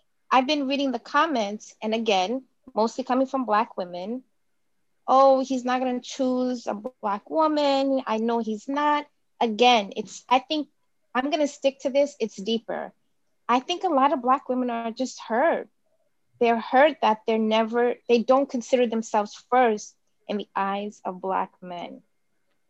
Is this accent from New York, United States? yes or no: yes; New York City, New York, United States